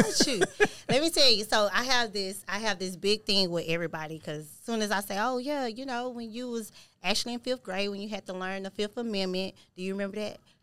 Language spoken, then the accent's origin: English; Houston, Texas, United States; I'm from Houston, Texas